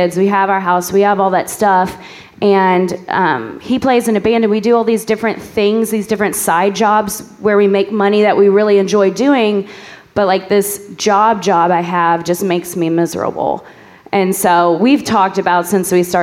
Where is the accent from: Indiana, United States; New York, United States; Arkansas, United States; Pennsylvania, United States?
Indiana, United States; New Albany; I'm from New Albany.